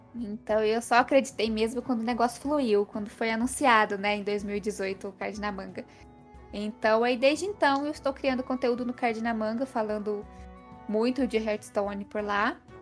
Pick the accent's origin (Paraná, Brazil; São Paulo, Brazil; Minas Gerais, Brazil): Minas Gerais, Brazil; Passos; accent: mineiro; moved away as an adult; now in Fortaleza, Brazil; Eu sou do interior de Minas, dá para ver pelo meu sotaque